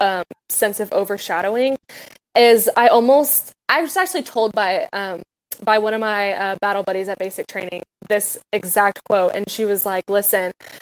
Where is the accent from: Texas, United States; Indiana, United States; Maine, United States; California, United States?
Indiana, United States; Santa Claus; now in Evansville, United States; I actually wasn't raised in Evansville. I just live here now. I was raised in Santa Claus.